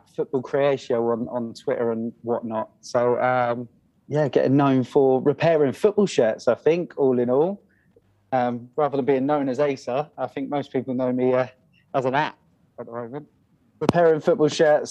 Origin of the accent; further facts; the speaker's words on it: Kent, South East England, United Kingdom; I'm actually born and raised in Kent